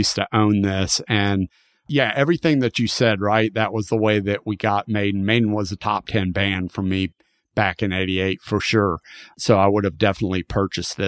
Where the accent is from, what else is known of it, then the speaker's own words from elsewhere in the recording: the South, United States; I grew up in the South